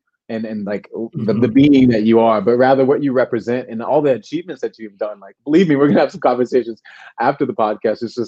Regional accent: New York City, New York, United States; I'm from New York City.

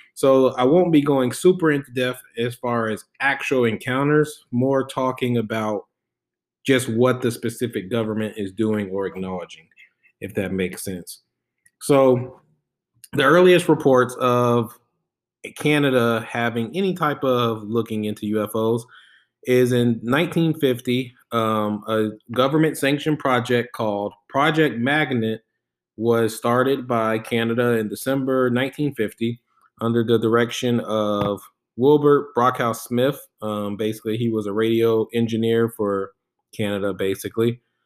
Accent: Germany; I was born in Germany

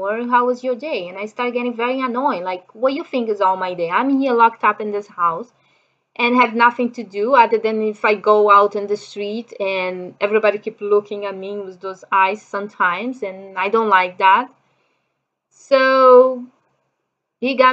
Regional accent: Brazil; English is a second language; moved away as an adult; also born or lived in Japan; I'm from Brazil.

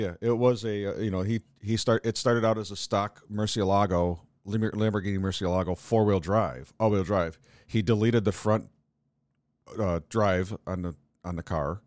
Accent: New York, United States; we as New Yorkers

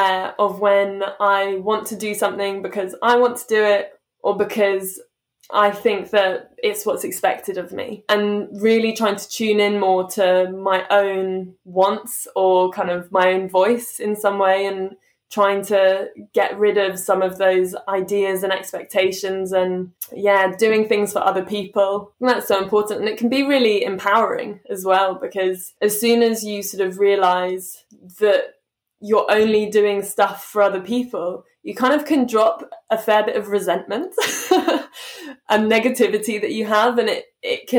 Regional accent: London, United Kingdom; I'm from London, I've lived here my whole life

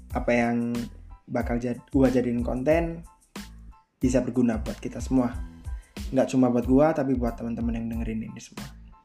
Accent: Malang, East Java, Indonesia; Gue kelahiran Malang tahun 22 Juli tahun 2000. Gue asli Malang

